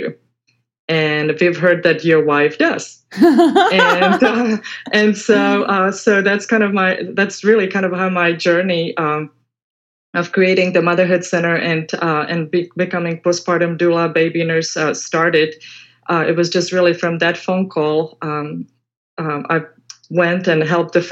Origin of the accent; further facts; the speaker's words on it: Czechia; moved away as an adult; now in Houston, United States; back in the Czech Republic, the education system was a little different. So basically at age 14, 15, I had to decide who I wanted to be. And so because I wanted to be a pediatric nurse, the school was kind of a far away from my hometown